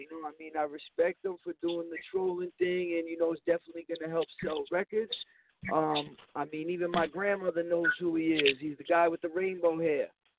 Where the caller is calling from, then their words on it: New York City, New York, United States; I'm calling from the Bronx, New York.